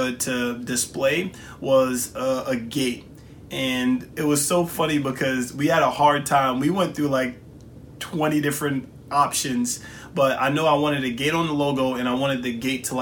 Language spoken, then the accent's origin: English; New York City, New York, United States; also born or lived in Jamaica; I'm from New York City, Southside, Jamaica, Queens